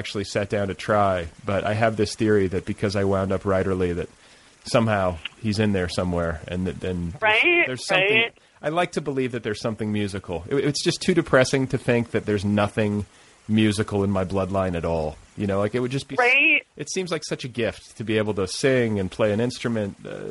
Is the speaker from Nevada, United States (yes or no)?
no; Indiana, United States; moved away; I grew up in Indiana part of my childhood